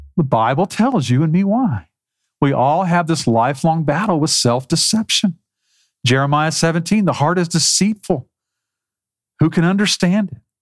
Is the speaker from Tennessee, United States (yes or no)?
no; South Texas, United States; Growing up in South Texas